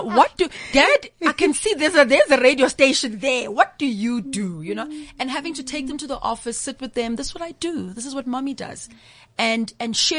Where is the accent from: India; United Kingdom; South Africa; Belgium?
South Africa; Umlazi, KwaZulu-Natal; Growing up in Mlazi, I speak Zulu fluently